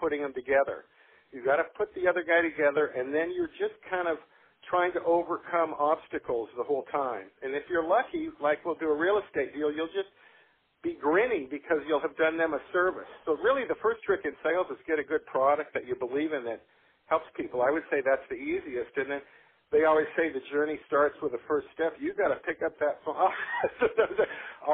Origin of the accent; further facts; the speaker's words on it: Palos Verdes, California, United States; I grew up in Palos Verdes